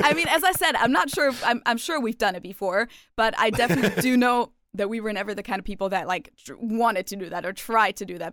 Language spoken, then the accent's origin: English; Germany; growing up in Germany until I, like, you know, turned sixteen